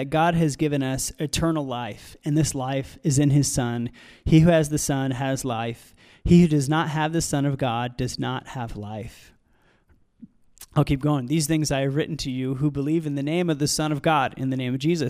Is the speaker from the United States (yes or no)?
yes; United States; I understand that context or that mindset, because I grew up in the United States